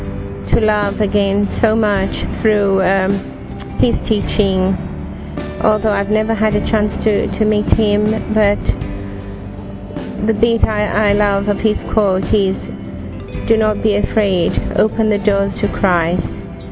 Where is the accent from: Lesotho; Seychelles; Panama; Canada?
Seychelles; I'm from the Seychelles.